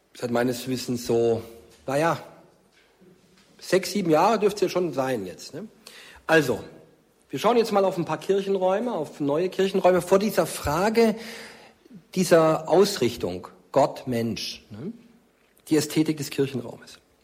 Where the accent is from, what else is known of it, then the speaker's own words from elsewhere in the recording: Markstadt near Stuttgart, Baden-Württemberg, Germany; now in Fulda, Germany; In meiner Heimatgemeinde in Markstadt bei Stuttgart